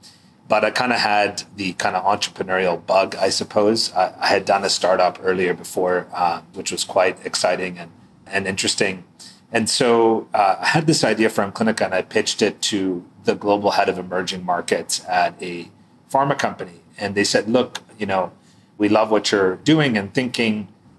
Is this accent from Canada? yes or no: yes; Canada; moved away as an adult; also born or lived in New York / Boston / San Francisco; So I'm actually from Canada. I went to school in the US.